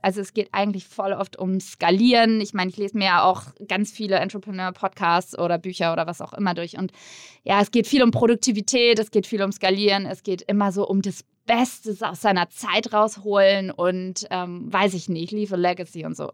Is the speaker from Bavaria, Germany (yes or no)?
yes; near Würzburg, Bavaria, Germany; in der Nähe von Würzburg, wo ich herkomme